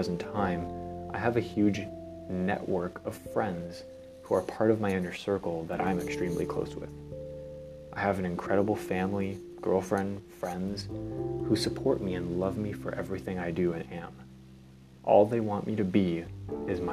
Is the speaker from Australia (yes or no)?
no; Canada; I was born in Canada, which is one of the most free countries in the world